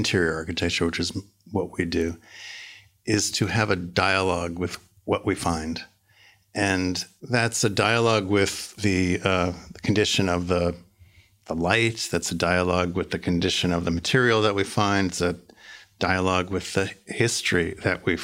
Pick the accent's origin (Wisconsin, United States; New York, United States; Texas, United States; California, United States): New York, United States; moved away as an adult; now in Berlin, Germany; I come from New York.